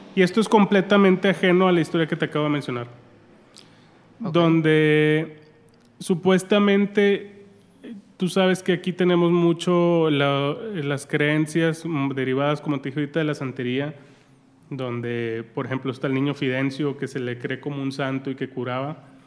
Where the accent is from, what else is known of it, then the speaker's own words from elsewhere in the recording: Santiago, Nuevo León, Mexico; yo soy de Santiago Nuevo León